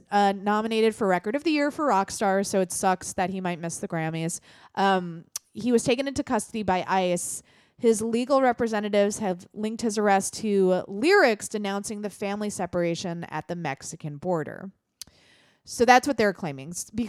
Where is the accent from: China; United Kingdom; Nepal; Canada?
United Kingdom; Northern Ireland; I come from a society. I grew up in Northern Ireland in the Troubles.